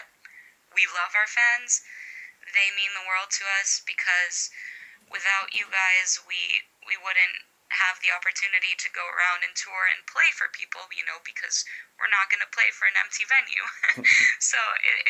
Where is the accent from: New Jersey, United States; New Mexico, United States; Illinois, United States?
Illinois, United States; Chicago; I was born and raised in Chicago